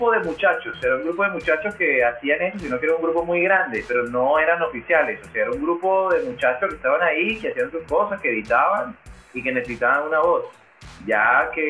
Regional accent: Colombia; Yo soy colombiano.

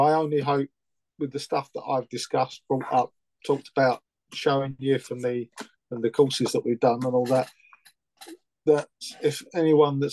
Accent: Romford, London, United Kingdom; I grew up in Romford

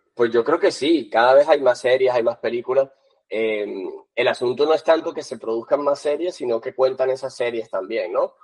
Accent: Colombia; moved away as an adult; now in Barcelona, Spain; estudié en Colombia, nací en Colombia eh, y vine hace como 16 años a Barcelona

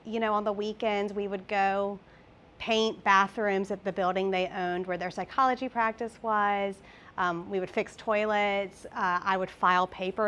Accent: Columbia, South Carolina, United States; moved away as an adult; now in Chattanooga, United States; I'm originally from Columbia, South Carolina, but I've lived in Tennessee for about 6 years

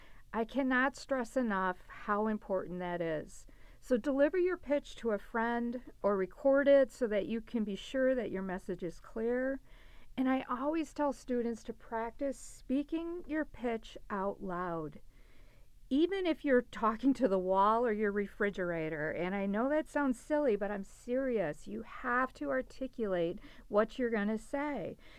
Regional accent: Milwaukee, Wisconsin, United States; I'm originally from Milwaukee, Wisconsin, and looking for entry-level business management opportunities in the Midwest.

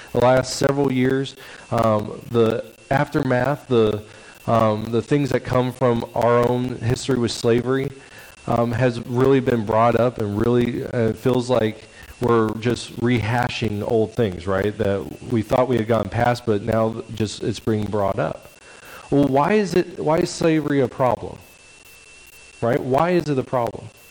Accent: Stockton, California, United States; also born or lived in Camanche, California; where I grew up in Stockton, California

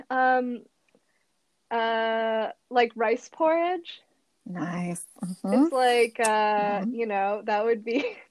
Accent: Madison, Wisconsin, United States; moved away as an adult; also born or lived in Japan / Indonesia; in Madison when I was growing up for the first 10 years of my life.

